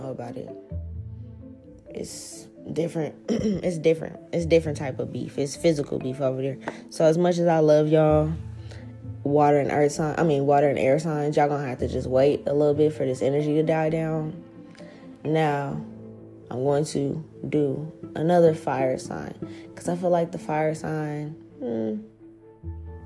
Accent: New Orleans, Louisiana, United States; moved away; my hometown in New Orleans

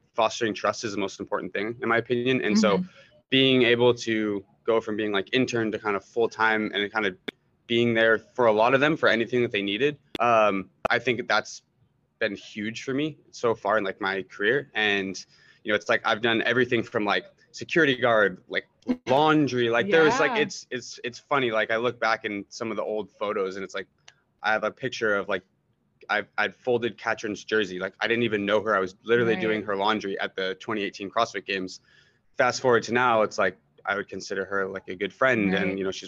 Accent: California, United States; also born or lived in Miami; I'm from California. So I'm back in California, up in Northern California

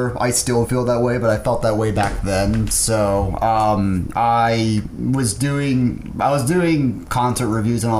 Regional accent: Sherman, Texas, United States; also born or lived in Dallas, Texas / Denton, Texas / Little Elm, Texas; my family lives around the Sherman area

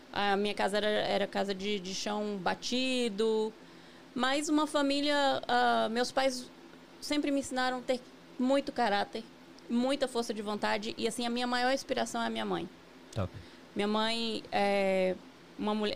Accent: near Vitória da Conquista, interior of Bahia, Brazil; moved away as an adult; also born or lived in São Paulo / Virginia; now in United States; Eu sou baiana do interior da Bahia, né? É uma cidade que fica a 60 quilômetros de Vitória da Conquista

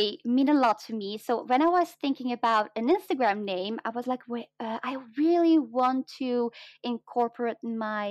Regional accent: Flanders, Belgium; accent: mix of British and American English; first language Dutch; English is a second language; It's like the Flemish side, so I speak Flemish

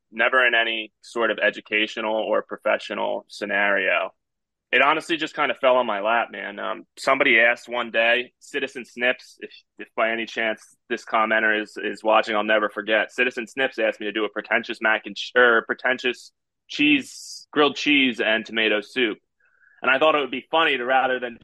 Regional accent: New Jersey, United States; I was born and raised in New Jersey

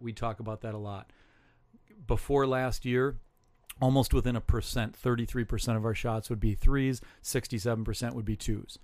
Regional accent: Saint Paul, Minnesota, United States; I grew up in Saint Paul

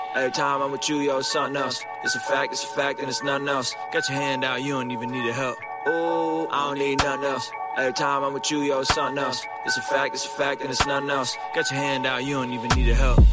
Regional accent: San Diego, California, United States; also born or lived in Baku, Azerbaijan; a unique view as an immigrant refugee who grew up in San Diego

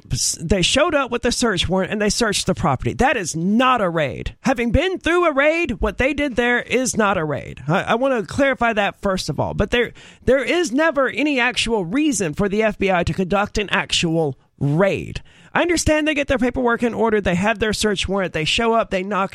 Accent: the South, United States; we're all from the South.

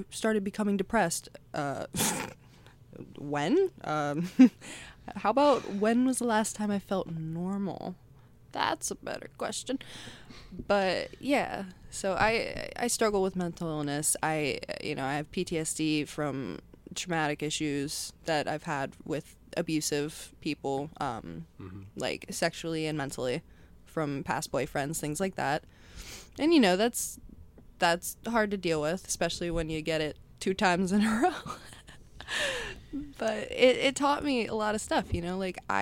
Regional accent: Florida, United States; moved away; I'm from Florida.

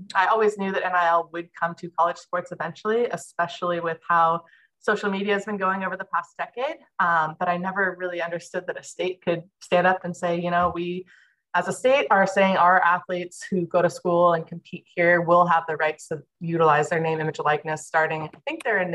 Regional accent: Santa Cruz, California, United States; also born or lived in Santa Barbara, California / Denmark / Hawaii; I grew up in Santa Cruz, California

